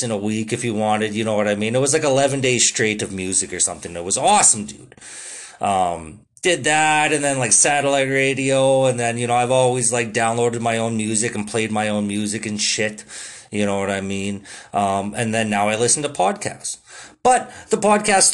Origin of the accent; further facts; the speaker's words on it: Canada; I'm a Canadian